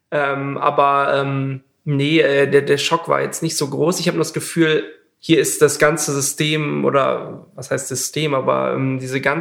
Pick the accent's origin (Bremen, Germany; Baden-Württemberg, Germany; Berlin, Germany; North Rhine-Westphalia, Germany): Bremen, Germany; ich komme äh, ursprünglich aus Bremen und ähm, Bremen hat auch so eine Mini-Filminfrastruktur